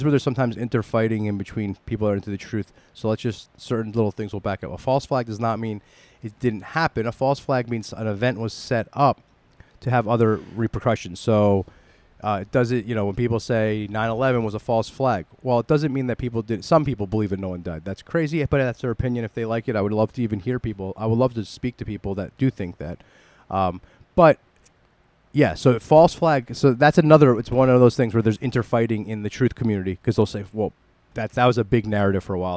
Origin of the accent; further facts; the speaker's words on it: New York City, New York, United States; we're from the New York City area